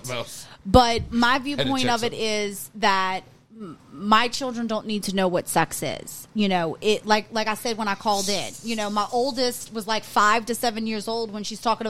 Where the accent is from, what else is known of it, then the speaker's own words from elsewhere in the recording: Louisiana, United States; we're from Louisiana